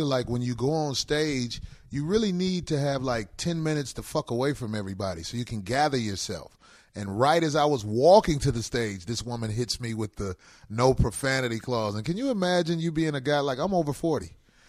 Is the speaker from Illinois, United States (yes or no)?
yes; Chicago, Illinois, United States; I'm one of those motherfuckers. I'm from Chicago.